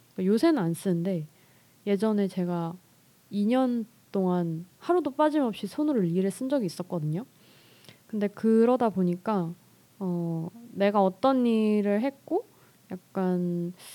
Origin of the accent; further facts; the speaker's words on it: Seoul, South Korea; 저는 서울에서 나고 자랐고요